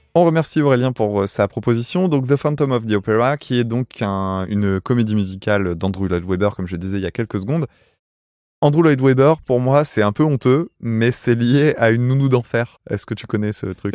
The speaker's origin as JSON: {"language": "French", "country": "France", "said": "en tant que Français, euh, tu vois, euh, provincial"}